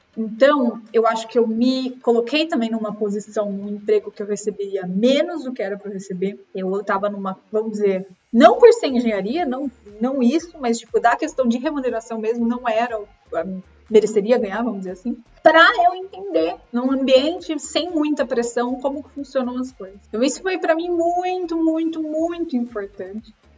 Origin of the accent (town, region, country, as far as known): Brazil; moved away as an adult